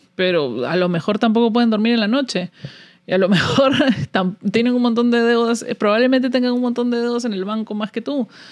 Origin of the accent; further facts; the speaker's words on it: Peru; moved away as an adult; now in United States; Yo he salido del Perú. Salí de Perú con una visa de trabajo